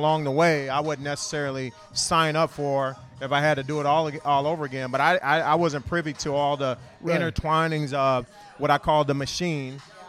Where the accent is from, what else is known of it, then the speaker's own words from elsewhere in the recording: California, United States; moved away as an adult; also born or lived in Washington; I was able to go to Washington State and be on my own, get away from California